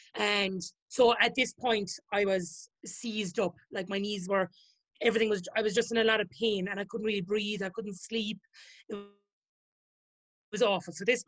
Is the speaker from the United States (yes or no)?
no; Limerick, Munster, Ireland; I'm 31 and I'm from Limerick in County Limerick, Ireland. And I'm the head chef of a restaurant in Cork.